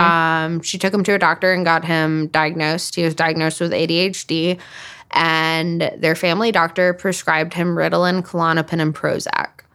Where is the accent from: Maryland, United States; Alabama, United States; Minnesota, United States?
Alabama, United States; Huntsville; moved away; I grew up in Huntsville, Alabama. I don't live there now, but I grew up there.